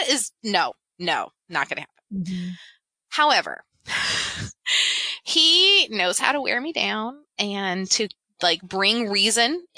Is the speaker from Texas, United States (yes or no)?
no; Memphis, Tennessee, United States; I grew up in Memphis, Tennessee